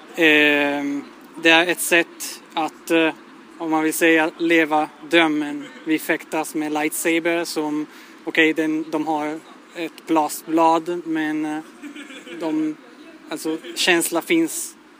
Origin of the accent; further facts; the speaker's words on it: Italy; Swedish is a second language; moved away as an adult; now in Sweden; jag kommer från Italien